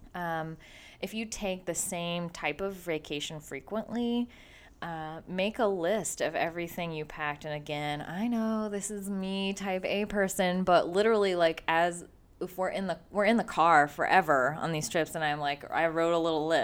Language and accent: English; Midwest, United States; we're from the Midwest